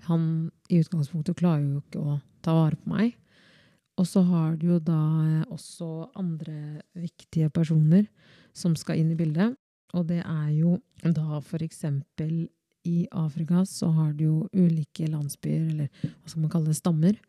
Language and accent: Norwegian; Skien, Vestfold og Telemark, Norway; also born or lived in Democratic Republic of the Congo / Oslo; Og jeg kommer jo oppriktig fra Kongo. Eh, og der blei jeg født født og men er oppvokst i Norge